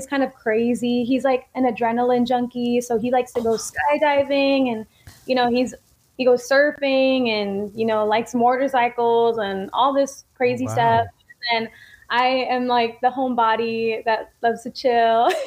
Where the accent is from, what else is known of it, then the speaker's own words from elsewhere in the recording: San Diego, California, United States; my hometown, San Diego